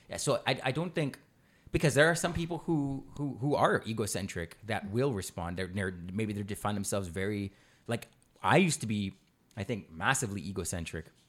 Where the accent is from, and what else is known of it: Canada